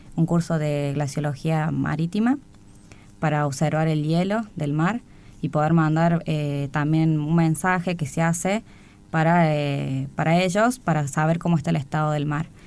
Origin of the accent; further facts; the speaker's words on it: Córdoba, Argentina; moved away as an adult; now in Buenos Aires, Argentina; Soy de Córdoba Capital y hace seis años que estoy en Buenos Aires